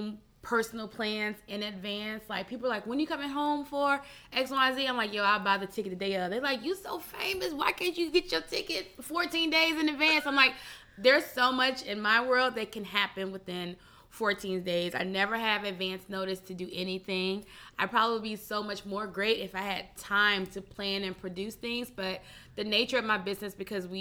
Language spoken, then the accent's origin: English; Memphis, Tennessee, United States; I grew up in Memphis. I'm a proud Memphian